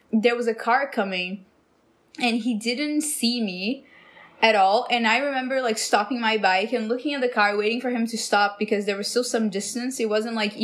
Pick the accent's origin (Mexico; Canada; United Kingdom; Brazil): Brazil; now in Los Angeles, United States; I'm from Brazil.